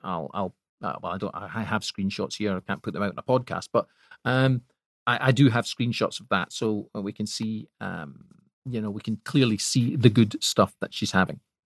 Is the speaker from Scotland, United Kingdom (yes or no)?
yes; Scotland, United Kingdom; I'm Scottish